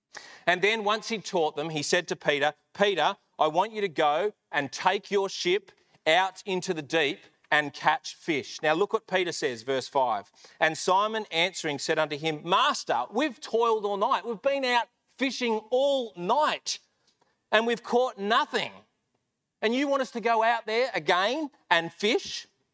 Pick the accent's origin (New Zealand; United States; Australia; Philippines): Australia; Melbourne, Victoria; moved away as an adult; But when I came over here when I was 18 from Melbourne, it didn't work out with a girl.